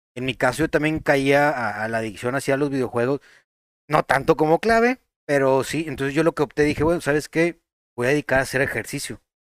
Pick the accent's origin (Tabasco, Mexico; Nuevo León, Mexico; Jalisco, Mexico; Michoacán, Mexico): Nuevo León, Mexico; Monterrey; Nosotros somos de Monterrey, Nuevo León